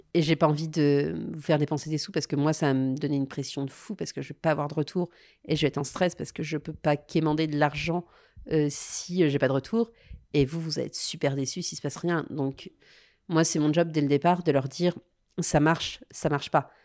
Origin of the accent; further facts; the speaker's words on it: Lyon, Auvergne-Rhône-Alpes, France; en tant que Lyonnaise